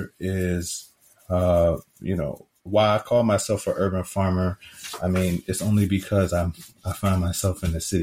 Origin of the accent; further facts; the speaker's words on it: Richmond, Virginia, United States; I am a city boy. I grew up in Richmond. I grew up in apartments in Richmond